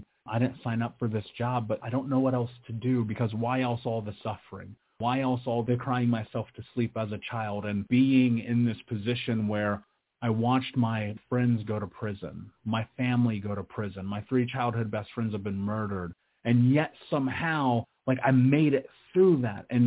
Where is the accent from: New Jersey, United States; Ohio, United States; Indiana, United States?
Indiana, United States; Indianapolis; I grew up in Indianapolis. I grew up in America.